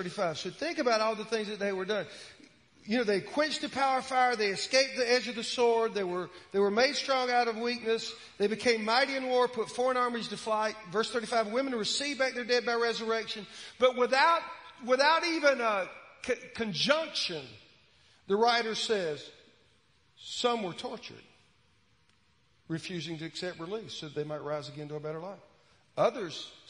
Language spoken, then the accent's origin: English; Williston, United States; Williston, my hometown